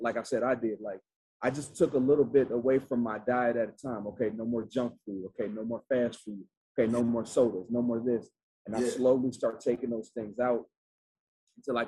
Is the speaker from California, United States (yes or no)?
no; Atlanta, Georgia, United States; I'm from Atlanta, Georgia, and man, my people like deep-rooted South.